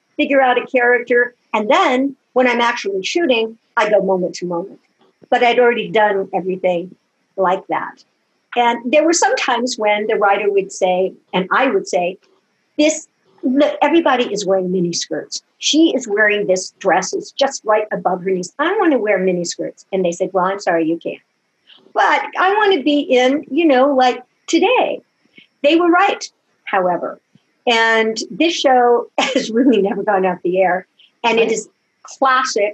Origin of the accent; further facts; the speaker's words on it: Los Angeles, San Bernardino, California, United States; we moved from Los Angeles to San Bernardino